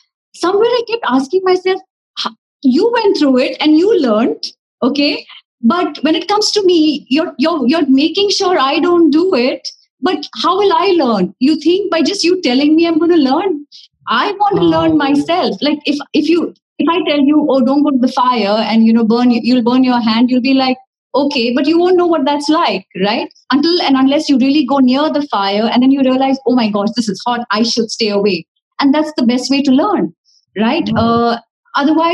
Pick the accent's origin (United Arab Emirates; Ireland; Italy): United Arab Emirates; Dubai; moved away as an adult; now in Mumbai, India; growing up in Dubai has been a beautiful experience